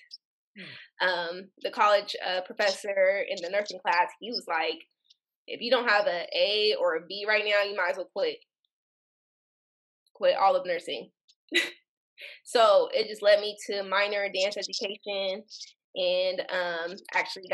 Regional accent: Portland, Oregon, United States; I was born and raised in Portland, Oregon

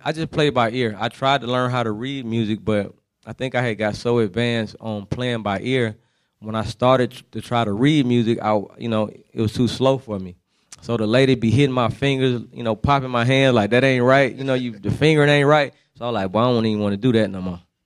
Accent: San Francisco, California, United States; moved away as an adult; also born or lived in Germany; now in Atlanta, United States; I spent my high school years in the Bay Area, not Oakland, but San Francisco, California. So that's why I always say that's where I'm from

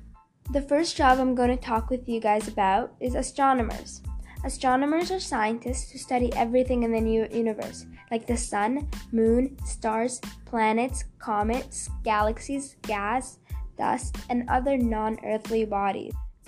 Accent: Canada; I'm a Canadian scientist.

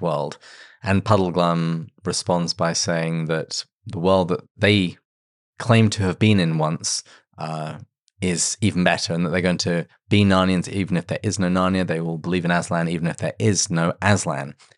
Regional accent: England, United Kingdom; as an Englishman used to full breakfast

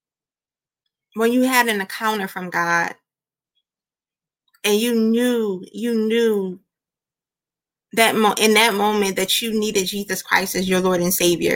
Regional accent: Philadelphia, Pennsylvania, United States; moved away as an adult; also born or lived in Georgia; I was born and raised in Philly

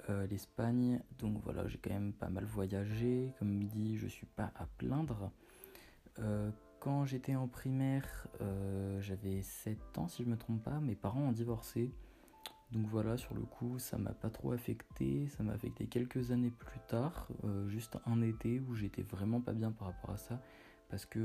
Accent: Portugal; j'ai fait le Portugal, étant donné que je suis portugais, euh, j'ai fait pas mal d'été au Portugal.

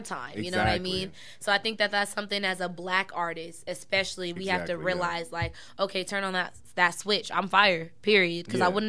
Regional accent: Denver, Colorado, United States; my parents did raise us on the east side

